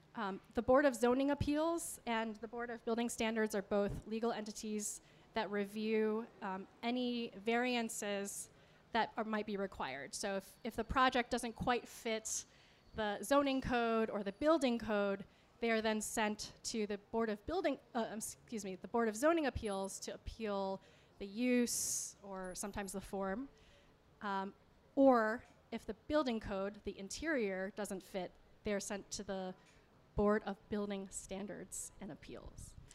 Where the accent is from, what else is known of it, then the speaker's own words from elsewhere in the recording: Rochester, New York, United States; now in Cleveland, United States; I grew up in Rochester, New York